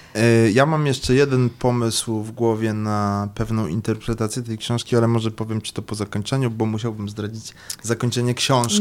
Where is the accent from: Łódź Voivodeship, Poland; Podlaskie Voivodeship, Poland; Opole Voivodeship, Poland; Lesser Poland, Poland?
Lesser Poland, Poland; Kraków; A ja jestem z Krakowa